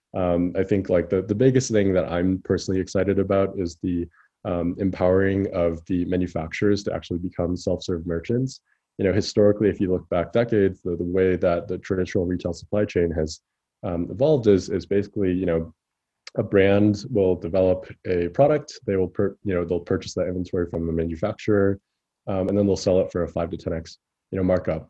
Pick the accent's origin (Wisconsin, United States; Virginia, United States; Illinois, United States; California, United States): Illinois, United States; Chicago; moved away as an adult; also born or lived in San Francisco; I grew up in Chicago